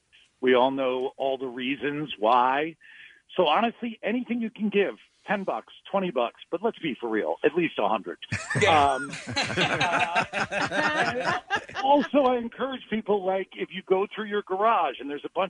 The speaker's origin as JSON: {"language": "English", "town": "Philadelphia", "region": "Pennsylvania", "country": "United States", "tie": "born or raised there", "said": "Philly's my hometown. I love Philadelphia."}